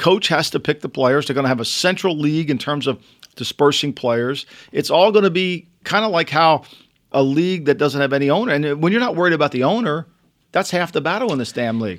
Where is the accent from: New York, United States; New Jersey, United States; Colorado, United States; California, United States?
New Jersey, United States; Atlantic City; growing up in Atlantic City